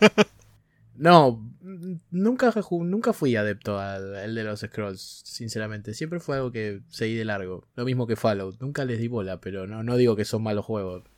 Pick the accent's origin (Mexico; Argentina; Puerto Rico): Argentina; Fallé como argentino